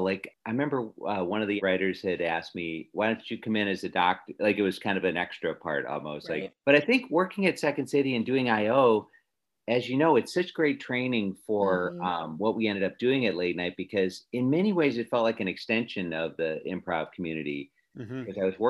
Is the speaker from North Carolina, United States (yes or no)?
no; Chicago, Illinois, United States; moved away as an adult; also born or lived in Madison, Wisconsin / New York / Los Angeles; when I finished grad school in 88, I went back to my hometown of Chicago.